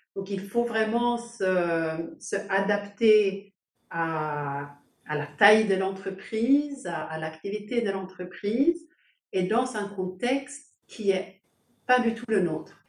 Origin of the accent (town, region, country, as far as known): Sweden; also born or lived in Denmark / China / Paris; now in Poland